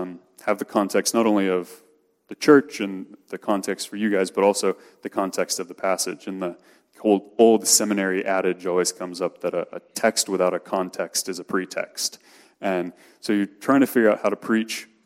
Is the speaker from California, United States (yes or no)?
no; Missouri, United States; moved away as an adult; now in Philadelphia, United States; I'm from Missouri originally, and as much as I try not to, my heart still calls that home